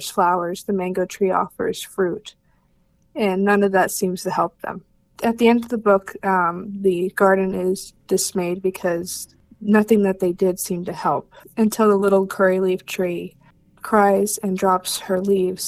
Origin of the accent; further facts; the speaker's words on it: Pennsylvania, United States; My family's been in Pennsylvania for forever